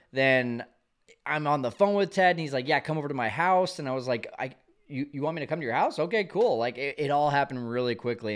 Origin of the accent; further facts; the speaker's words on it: Fresno, California, United States; I'm from Fresno.